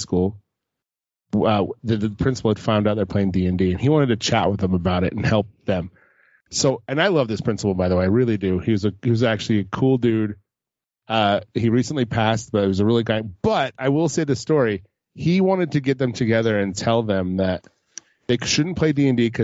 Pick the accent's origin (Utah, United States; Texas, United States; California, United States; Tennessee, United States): Utah, United States; Lehi; I was born in Lehigh, like Lehigh, Utah, born and raised